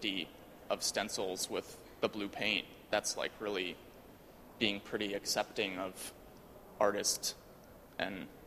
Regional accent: Wisconsin, United States; I'm from Wisconsin

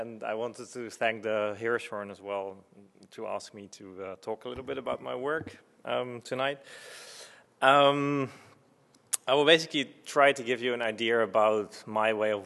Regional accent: Netherlands; I was born in Holland, and I played piano from a very young age

